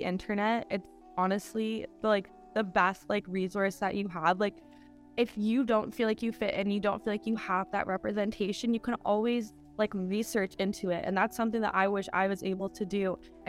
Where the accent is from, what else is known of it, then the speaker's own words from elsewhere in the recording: Canada; I grew up in Canada, but I'm not the same as everybody else who's growing up in Canada.